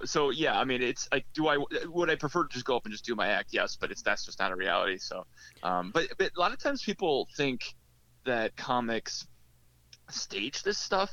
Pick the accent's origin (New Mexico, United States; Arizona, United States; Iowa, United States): Iowa, United States; Mason City; moved away as an adult; I grew up in Mason City, Iowa, northern Iowa, which is only like 30 minutes from Minnesota